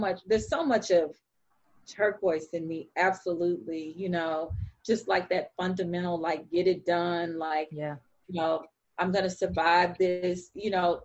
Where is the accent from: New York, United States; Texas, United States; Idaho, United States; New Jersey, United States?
Texas, United States; Fort Worth; I grew up in Black Texas that defined me in its own way